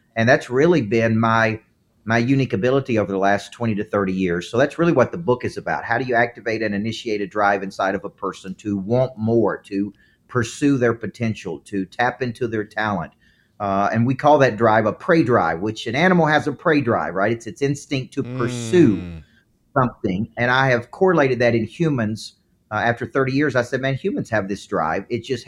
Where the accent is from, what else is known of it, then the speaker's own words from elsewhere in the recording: the South, United States; accent: southern; It's my southern accent.